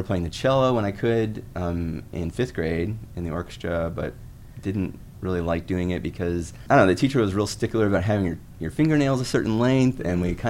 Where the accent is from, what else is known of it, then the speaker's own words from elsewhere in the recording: Southeast Alaska, United States; also born or lived in Connecticut; now in Mississippi, United States; I grew up in Southeast Alaska, which was a really exciting place to grow up as a kid